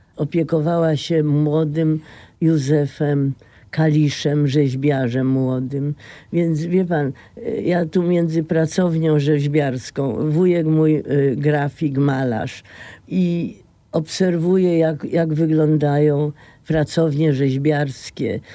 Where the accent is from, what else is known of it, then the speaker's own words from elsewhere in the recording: Poznań, Greater Poland, Poland; Jestem poznanianką z Jeżyc, a potem z Wildy, a potem dalej